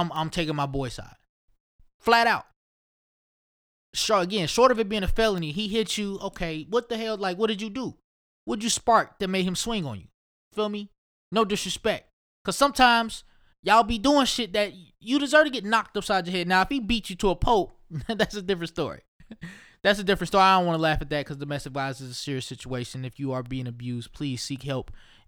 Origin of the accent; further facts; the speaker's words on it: Ohio, United States; I don't know why I be sounding like I'm from New York. I'm just definitely from Ohio. I need to have an Ohio accent, which I don't even know if that's any fucking way.